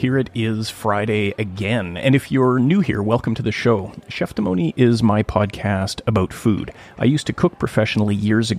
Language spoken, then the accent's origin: English; Gibsons, British Columbia, Canada; my hometown of Gibsons, BC